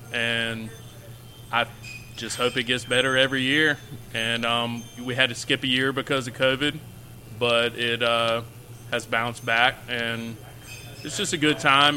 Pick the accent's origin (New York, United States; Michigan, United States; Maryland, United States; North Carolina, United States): North Carolina, United States; Oxford; also born or lived in Raleigh, North Carolina; I'm originally from Oxford. Not technically. I was born in Raleigh. Moved here when I was very young.